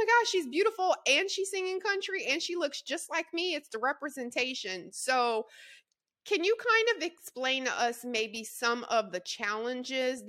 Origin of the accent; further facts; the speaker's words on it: Louisiana, United States; I'm a Southerner, also Louisiana girl